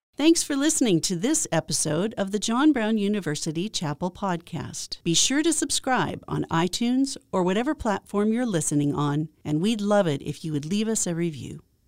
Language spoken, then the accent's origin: English; Nairobi, Kenya; I was born in Nairobi, Kenya